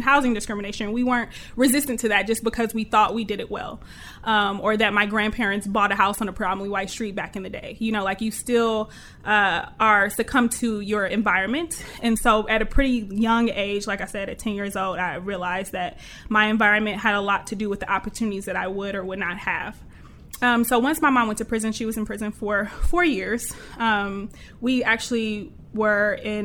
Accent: Detroit, Michigan, United States; moved away as an adult; now in Los Angeles, United States; born and raised in Detroit my whole life

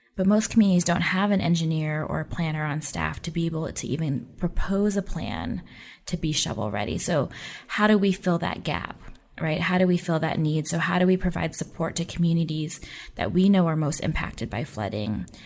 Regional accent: Oakland, California, United States; moved away; I grew up in the Oakland Bay Area

